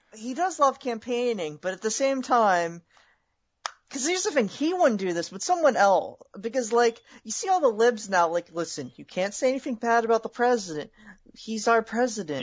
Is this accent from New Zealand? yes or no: no; California, United States; I'm from California